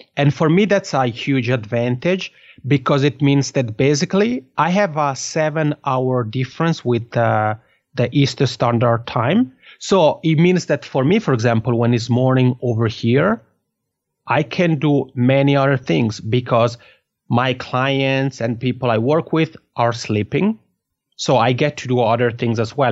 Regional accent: Italian-speaking Switzerland, Switzerland; accent: Macron; first language Italian; English is a second language; moved away as an adult; now in Finland; I'm from the Italian-speaking part of Switzerland. So Italian is my mother tongue

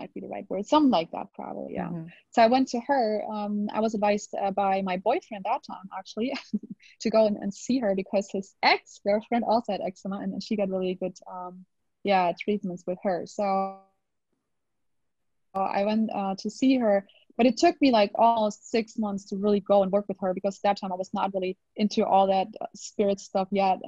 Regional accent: Germany; English is a second language; I hope my English is good enough. I mean, I'm from Germany. I'm not originally from the States or something

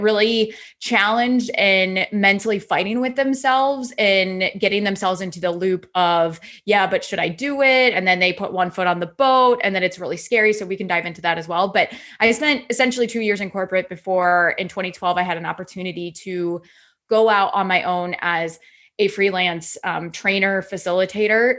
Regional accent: Iowa, United States; I'm originally from Iowa

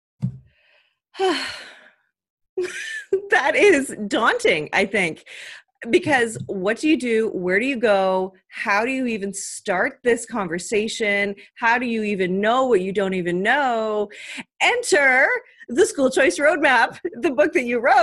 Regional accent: Canada; I'm Canadian

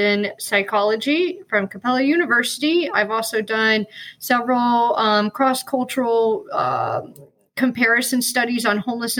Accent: Atlanta, Georgia, United States; accent: Southern; also born or lived in North Carolina; now in Sarasota, United States; I was born in North Carolina, spent my childhood in Atlanta, and I've been here long enough to lose my Southern accent.

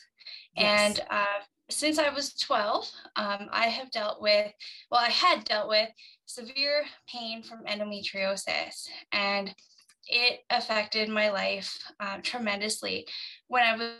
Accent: Canada; I'm from Canada

